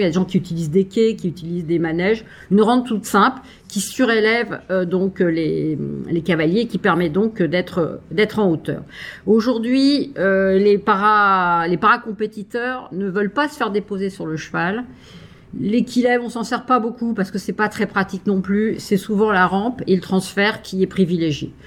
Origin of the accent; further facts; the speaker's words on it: France; chez nous en France